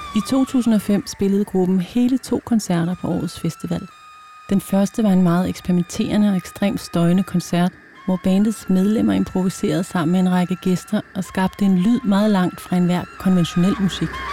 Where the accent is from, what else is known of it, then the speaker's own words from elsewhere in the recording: Jutland, Denmark; kommer også fra Jylland